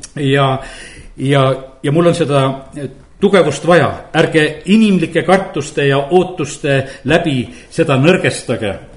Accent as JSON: {"language": "Estonian", "country": "Estonia", "said": "olen pastor Eestist"}